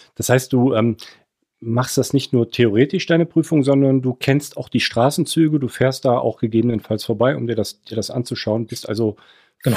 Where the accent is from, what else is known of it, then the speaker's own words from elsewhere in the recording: Cologne, North Rhine-Westphalia, Germany; als Kölner aus NRW